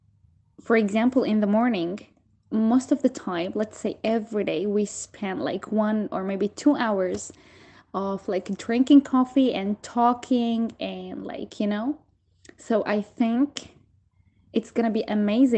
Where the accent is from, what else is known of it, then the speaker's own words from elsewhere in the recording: Syria; now in Turkey; I'm from Syria